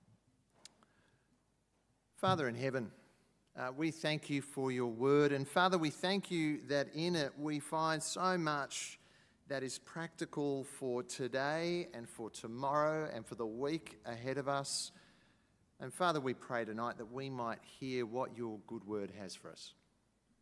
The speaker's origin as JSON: {"language": "English", "region": "Queensland", "country": "Australia", "said": "I come from Queensland"}